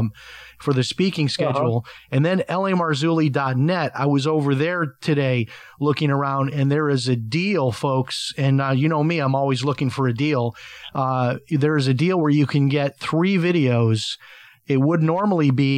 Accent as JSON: {"language": "English", "town": "Chicago", "region": "Illinois", "country": "United States", "said": "I have a lot of family in Chicago. I'm from Chicago"}